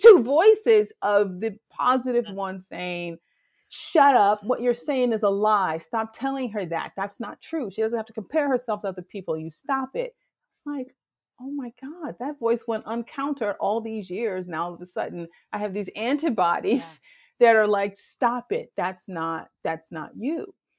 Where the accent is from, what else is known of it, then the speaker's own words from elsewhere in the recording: Detroit, Michigan, United States; moved away as an adult; now in Chicago, United States; I'm from Detroit, and I grew up in Detroit in the '70s and '80s